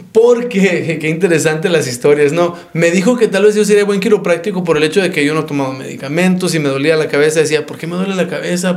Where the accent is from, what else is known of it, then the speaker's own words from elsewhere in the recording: Phoenix, Arizona, United States; also born or lived in Nogales / Dallas, Texas; now in Tucson, United States; yo soy de Nogales, este, nacido en Nogales, criado en Phoenix y este, educado en Tucson